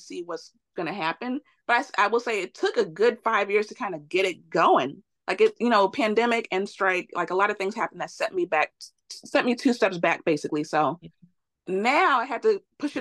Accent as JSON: {"language": "English", "town": "Chicago", "region": "Illinois", "country": "United States", "tie": "born or raised there", "moved": "as an adult", "lives_now": "Los Angeles, United States", "said": "I was born and raised in Chicago, lived in Chicago my whole life"}